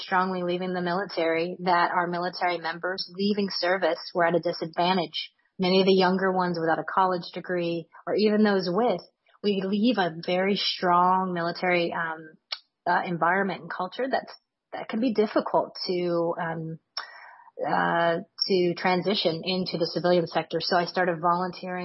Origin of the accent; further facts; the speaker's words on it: Louisiana, United States; my home state of Louisiana